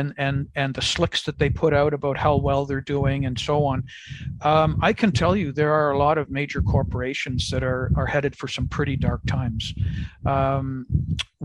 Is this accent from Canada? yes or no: yes; Canada; as a Canadian living in Canada